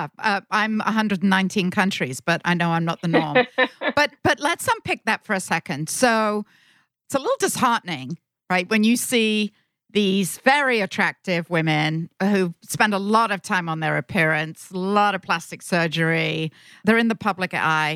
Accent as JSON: {"language": "English", "country": "United Kingdom", "accent": "British", "said": "my sexy British accent"}